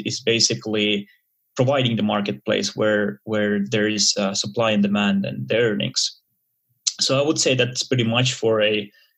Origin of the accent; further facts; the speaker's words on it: Helsinki, Uusimaa, Finland; I'm originally from Finland, Helsinki, which is a small country in the Nordics